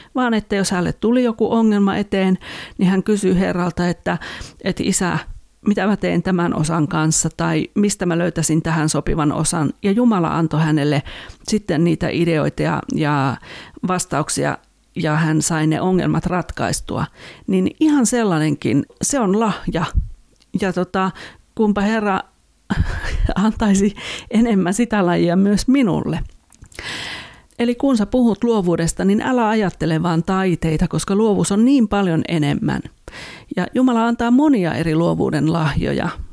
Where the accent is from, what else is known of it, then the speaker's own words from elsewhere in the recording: Finland; en ole koulumaailmassa niin kuin teini, teini-ikäisenä tai lapsena ollut muualla kuin Suomessa